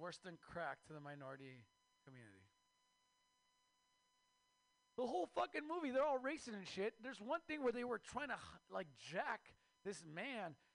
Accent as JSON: {"language": "English", "country": "Mexico", "moved": "yes", "lives_now": "United States", "said": "I am Mexican from Mexico"}